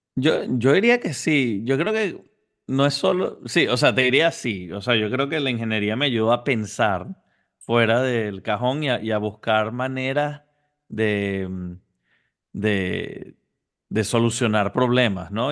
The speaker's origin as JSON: {"language": "Spanish", "country": "Venezuela", "tie": "born or raised there", "also_born_or_lived": "Houston, Texas", "moved": "as an adult", "lives_now": "Miami, United States", "said": "originalmente nací en Houston, Texas, pero, pero a una temprana edad mis papás estaban estudiando en Estados Unidos y, me mudé a Venezuela a los seis años. Desde los seis hasta los 24 estuve en Venezuela"}